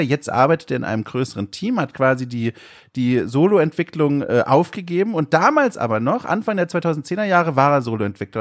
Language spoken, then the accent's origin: German; Southern Germany, Germany; now in Hamburg, Germany; Ich komme ja aus dem Süden ursprünglich und dort wird Radler gesagt